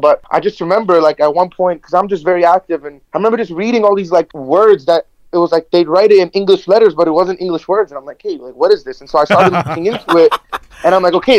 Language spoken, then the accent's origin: English; Canada; I'm from Canada, so we have a lot of greenery